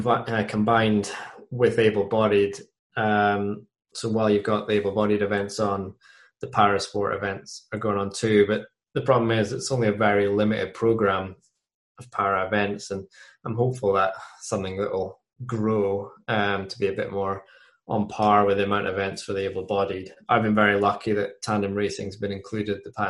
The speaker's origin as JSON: {"language": "English", "region": "Scotland", "country": "United Kingdom", "said": "my home country"}